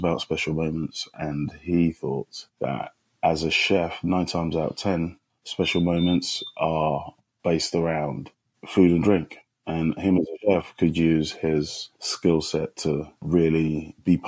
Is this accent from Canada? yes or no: no; London, United Kingdom; moved away as an adult; also born or lived in Kumasi, Ghana; now in New York, United States; I moved to London at the age of 7, and I had my secondary socialization in a sunny London town, hence the accent